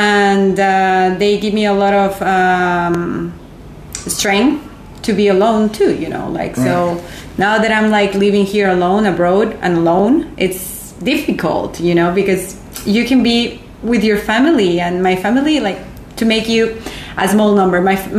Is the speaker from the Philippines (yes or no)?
no; Guatemala; English is a second language; Oh, yeah, it was beautiful. I'm really one of the luckiest person in the world because I feel like I have it all.